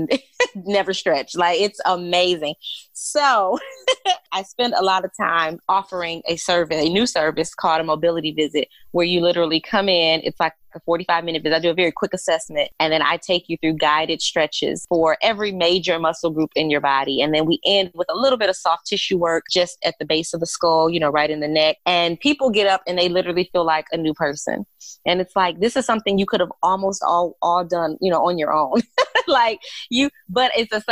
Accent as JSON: {"language": "English", "town": "Detroit", "region": "Michigan", "country": "United States", "moved": "yes", "lives_now": "Charlotte, United States", "said": "I'm originally from Detroit, but I have been living in Charlotte, North Carolina"}